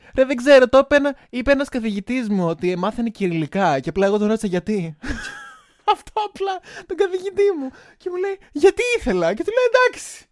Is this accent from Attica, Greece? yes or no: no; Crete, Greece; now in Baden-Württemberg, Germany; Είμαι η γνωστή drag queen από την Κρήτη